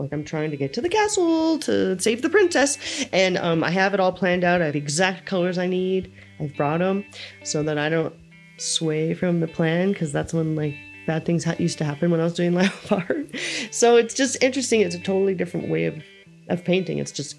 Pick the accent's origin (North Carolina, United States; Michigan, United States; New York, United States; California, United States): California, United States; now in Lake Tahoe, United States; I came from the Bay Area. I had a huge friend circle. I came to Tahoe and it's really hard to meet people here.